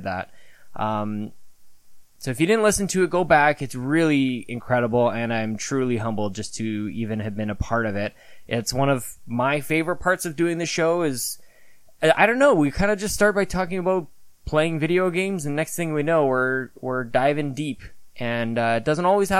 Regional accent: Canada; me being very Canadian

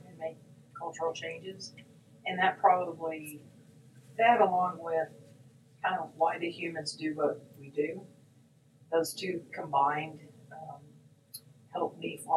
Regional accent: Texas, United States; Well, I grew up in West Texas uh

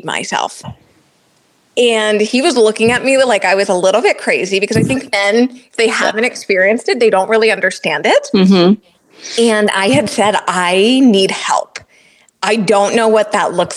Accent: New Jersey, United States; I'm from New Jersey, and I've got three sisters, three beautiful sisters. And growing up, you know, I grew up with a lot of females

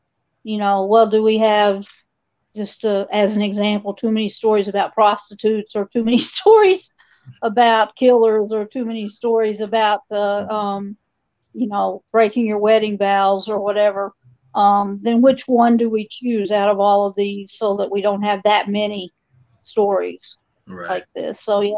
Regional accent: the South, United States; And because I'm from the South, a lot of it's Southern writing.

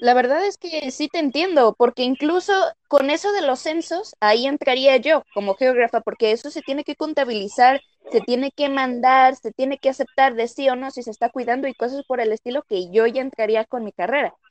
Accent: Jalisco, Mexico; somos de México, somos de Jalisco

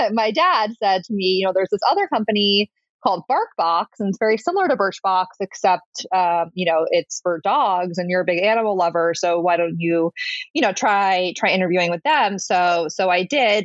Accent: Connecticut, United States; moved away as an adult; also born or lived in Saratoga Springs, New York; now in New York City, United States; I grew up in Connecticut um, in a town that was about an hour outside of New York City, very suburban um, childhood

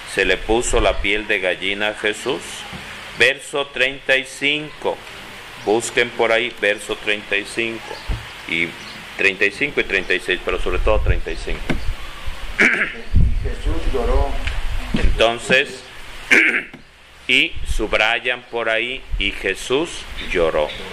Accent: Tulpetlac, State of Mexico, Mexico; jugando a las escondidas allá de niño en Tulpetlá

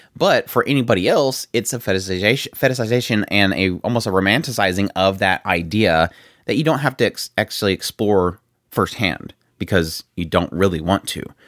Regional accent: United States; growing up in the United States

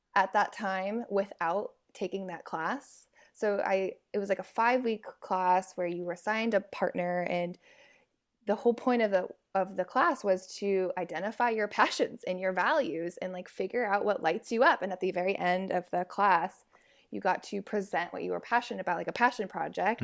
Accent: San Francisco Bay Area, California, United States; now in Seattle, United States; I'm based out of Seattle, but I'm from the San Francisco Bay Area

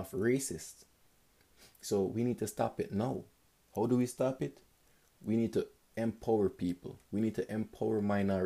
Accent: Jamaica; moved away; I'm Jamaican

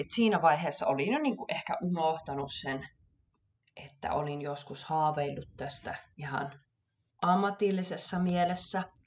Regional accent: Savonlinna, South Savo, Finland; also born or lived in Kuopio, Finland / Stockholm, Sweden; now in Gothenburg, Sweden; olen lähtöisin Savonlinnasta

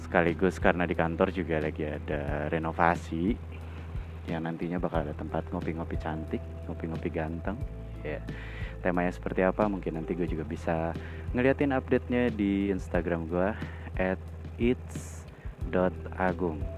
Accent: Cimahi, West Java, Indonesia; karena gua orang Bandung, gua orang Cimahi

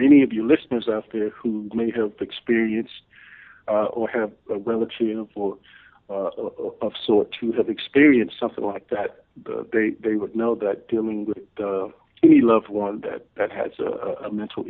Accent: Memphis, Tennessee, United States; also born or lived in Chicago; I grew up in Memphis, Tennessee

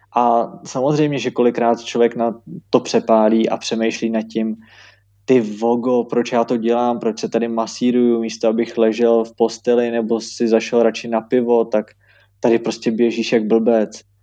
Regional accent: Czechia; jako první Češi

